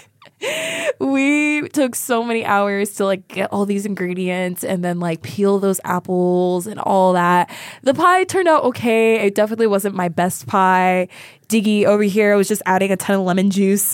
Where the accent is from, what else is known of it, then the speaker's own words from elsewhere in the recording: Sacramento, California, United States; moved away; my hometown of Sacramento